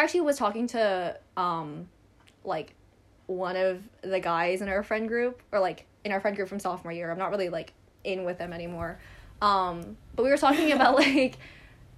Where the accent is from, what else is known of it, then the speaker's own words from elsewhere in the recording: Hong Kong; also born or lived in United States; I was born in the States and now I live in Hong Kong